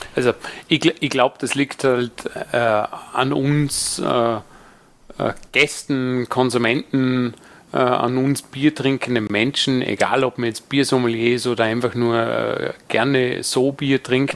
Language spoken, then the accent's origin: German; Dornbirn, Vorarlberg, Austria; in meiner Heimatstadt Dornbirn